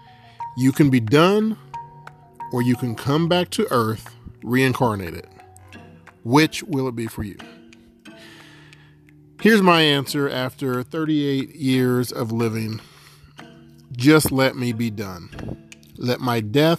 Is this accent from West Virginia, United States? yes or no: yes; West Virginia, United States; To be born in America, in West Virginia, in September of 1980